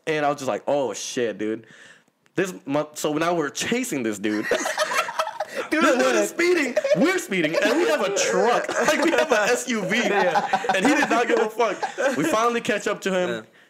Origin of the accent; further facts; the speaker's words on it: Seattle, Washington, United States; once again, I'm from Seattle.